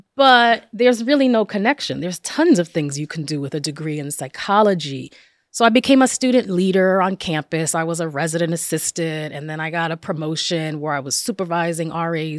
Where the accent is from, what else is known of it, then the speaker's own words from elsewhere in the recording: Passaic, New Jersey, United States; I was, um, born and raised in northern New Jersey, in Passaic, New Jersey.